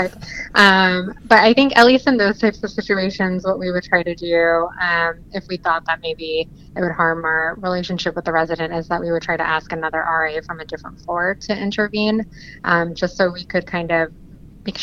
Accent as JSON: {"language": "English", "region": "New Jersey", "country": "United States", "also_born_or_lived": "New York", "moved": "yes", "lives_now": "Washington, D.C., United States", "said": "I'm originally from South Jersey"}